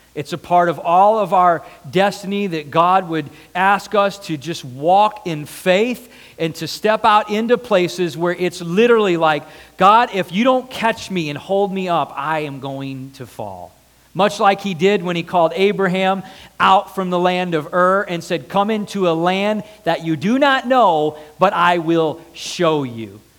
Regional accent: United States; I'm American.

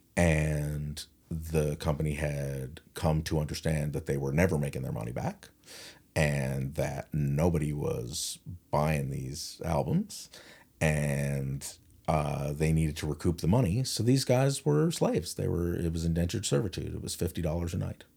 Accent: St. John's, Newfoundland and Labrador, Canada; I'm, I'm, I'm from town.

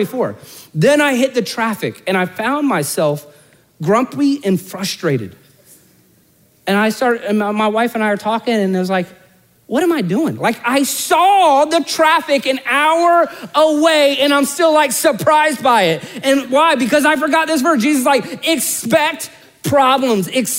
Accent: Orlando, Florida, United States; I'm born and raised in Orlando

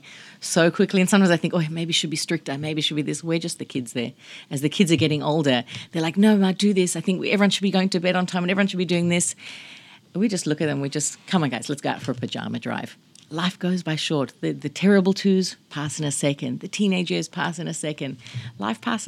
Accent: Australia; Not growing up in America. Growing up in Australia

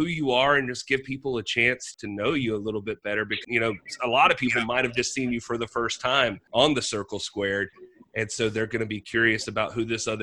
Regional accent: Greenville, South Carolina, United States; we're both from Greenville, South Carolina

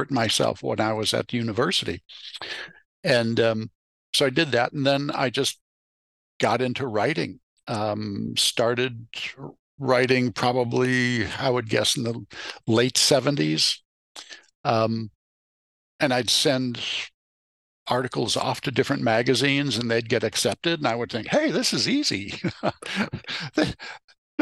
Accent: Chicago, Illinois, United States; moved away as an adult; also born or lived in Berkeley, California / Santa Rosa, California; Growing up in Chicago

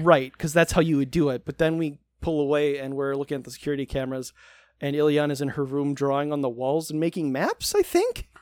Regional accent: United States; I'm American

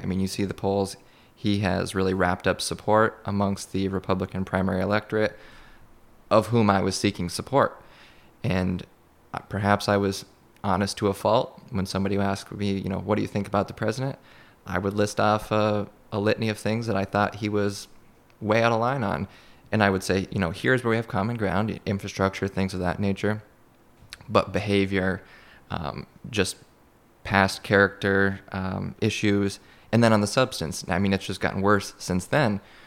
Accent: Madrid, New York, United States; growing up in Madrid

